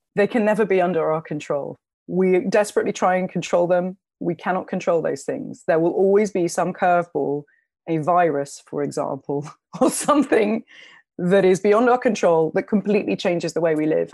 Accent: London, United Kingdom; I grew up in London. I was a young woman growing up in London

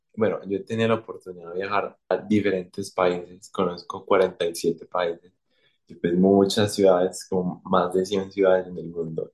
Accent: Colombia; como colombiano

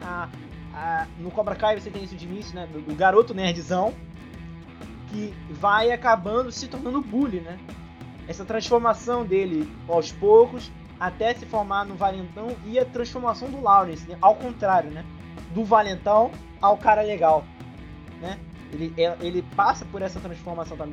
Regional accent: Brazil; eu como brasileiro

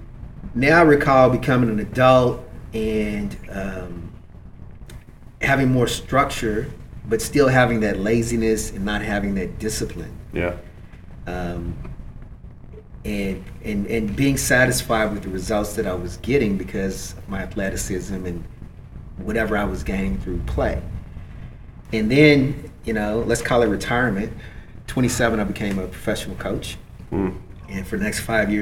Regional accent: Kentucky, United States; I come from Kentucky

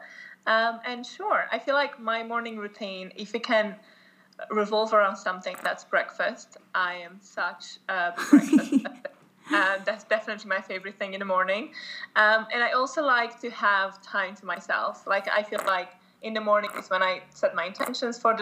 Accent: Romania; moved away as an adult; also born or lived in United Kingdom; I was born in Romania and I lived there until I was 19 when I moved to the UK to go to university

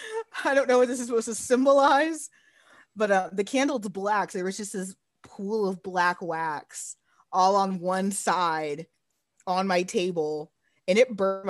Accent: Arlington, Texas, United States; now in San Antonio, United States; I'm from Arlington, Texas originally.

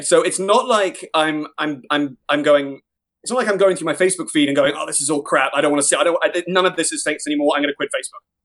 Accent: Ireland; as an Irishman, as a, as a, someone with an act, with, you know, doing, changing up my accent

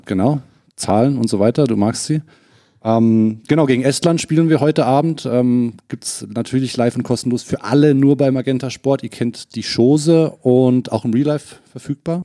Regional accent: Hesse, Germany; gebürtiger Hesse

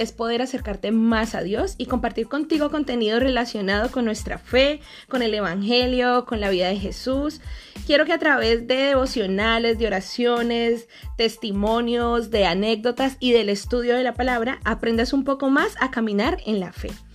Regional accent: Colombia; now in Spain; soy una colombiana que vive en España

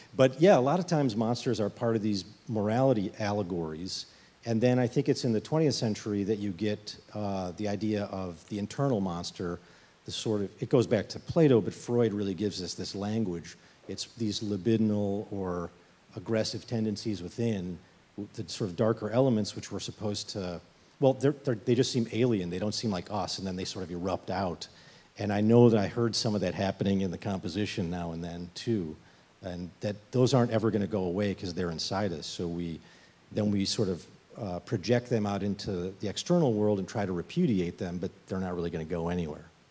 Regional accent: Chicago, Illinois, United States; I'm from Chicago

